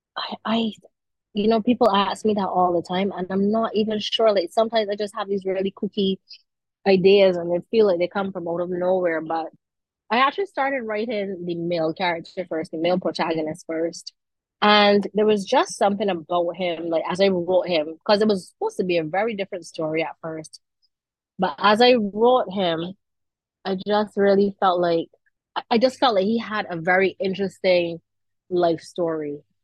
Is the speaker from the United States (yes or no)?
no; Saint Michael, Barbados; I am from the St. Michael area. So, you know, I had a very, let me see, I guess a typical Barbadian childhood